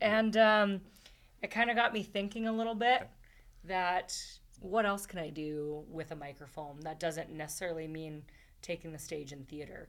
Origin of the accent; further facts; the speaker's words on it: Edmonton, Alberta, Canada; also born or lived in Winnipeg / Morinville / British Columbia; It's been back and forth from Edmonton and BC.